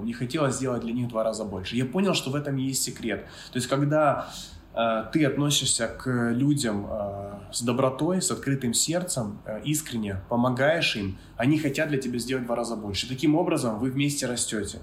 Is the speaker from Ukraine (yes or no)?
yes; Kyiv, Ukraine; moved away as an adult; now in Bali, Indonesia; я с Киева, с Украины